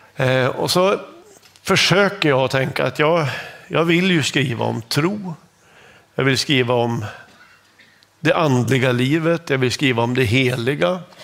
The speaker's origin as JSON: {"language": "Swedish", "region": "Norrland", "country": "Sweden", "accent": "Norrland (norrländsk)", "said": "Jag har en liten norrländsk accent"}